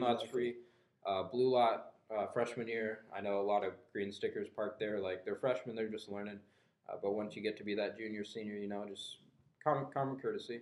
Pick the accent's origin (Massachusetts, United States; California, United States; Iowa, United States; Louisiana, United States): Iowa, United States; Guthrie Center; I grew up in Guthrie Center, Iowa.